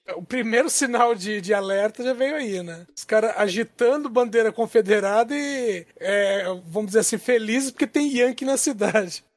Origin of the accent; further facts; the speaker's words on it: interior of Minas Gerais, Brazil; moved away; a cidade onde eu nasci, no interior de Minas, só, ah. na, na época que eu era adolescente, só tinha um hotel